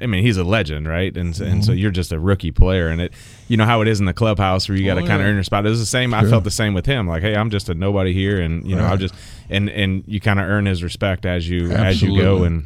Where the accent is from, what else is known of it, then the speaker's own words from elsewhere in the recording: St. Louis, Missouri, United States; I grew up in St. Louis